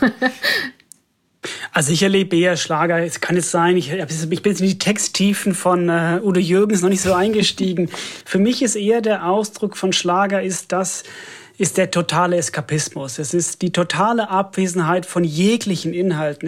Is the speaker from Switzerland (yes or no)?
no; Finland; German is a second language; moved away; ich komme ja aus Finnland